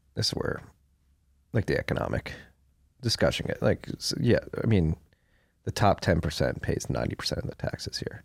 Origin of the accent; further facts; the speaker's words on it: Pennsylvania, United States; a native Pennsylvanian